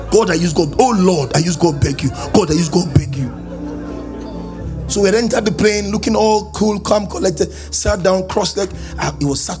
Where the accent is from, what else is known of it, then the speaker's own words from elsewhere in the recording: Benin City, Edo, Nigeria; I grew up in Benin City, 052, 053, 054